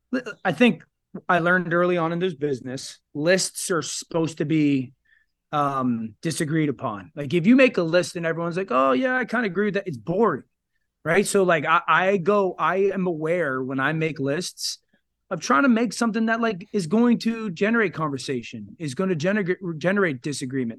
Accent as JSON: {"language": "English", "region": "Connecticut", "country": "United States", "said": "I live in Connecticut. I'm from Connecticut."}